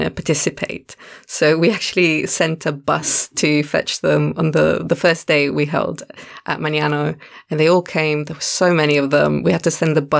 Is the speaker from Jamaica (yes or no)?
no; Italy; moved away as an adult; now in Cape Town, South Africa; I'm originally from Italy, and I've been here in Cape Town for 3 years now